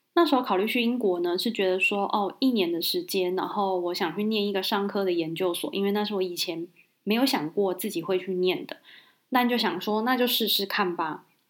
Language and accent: Chinese; Kaohsiung, Taiwan; 因为我是高雄人